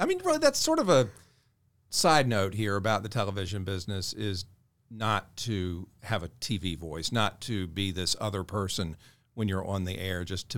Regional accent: Jacksonville, Florida, United States; moved away as an adult; also born or lived in Tuscaloosa, Alabama; now in Augusta, United States; my hometown is Jacksonville, Florida.

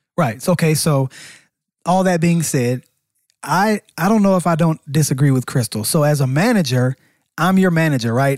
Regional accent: Atlanta, Georgia, United States; we're both from Atlanta

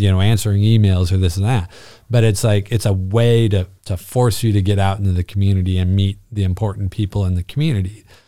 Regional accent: Bishop, California, United States; moved away as an adult; also born or lived in Panorama City, California; born and raised Californian.

